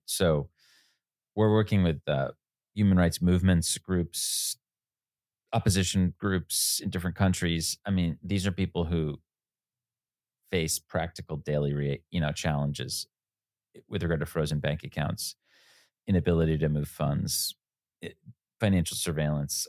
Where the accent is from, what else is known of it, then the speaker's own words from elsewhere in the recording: United States; 15 year old kid growing up outside New York City